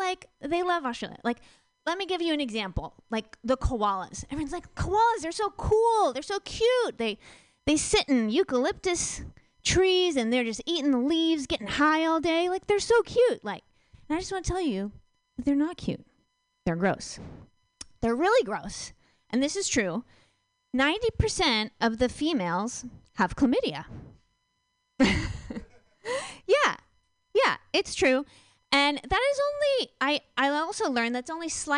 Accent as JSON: {"language": "English", "region": "Virginia", "country": "United States", "said": "I'm from Virginia"}